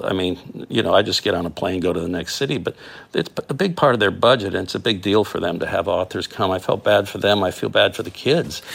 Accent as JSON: {"language": "English", "region": "South Florida", "country": "United States", "tie": "born or raised there", "said": "I grew up in South Florida"}